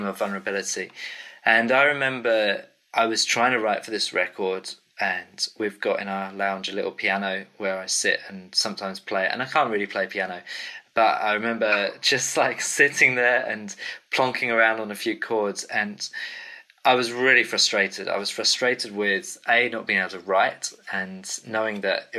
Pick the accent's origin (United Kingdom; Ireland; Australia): United Kingdom; England; accent: English; also born or lived in Cambridge; I'm from the UK. My English accent kind of gives me away